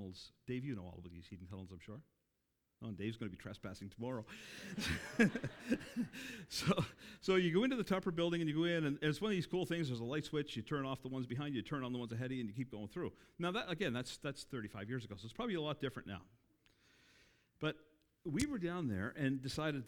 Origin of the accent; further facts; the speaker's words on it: Cape Breton, Nova Scotia, Canada; I grew up in Cape Breton.